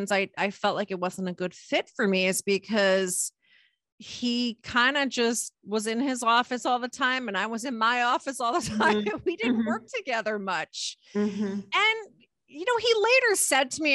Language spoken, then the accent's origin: English; Middlesex County, New Jersey, United States; I grew up in Middlesex County in New Jersey